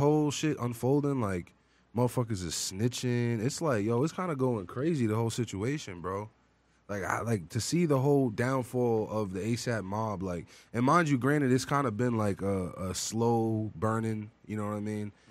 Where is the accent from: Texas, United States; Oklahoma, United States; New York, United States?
New York, United States; Long Island; I'm from Long Island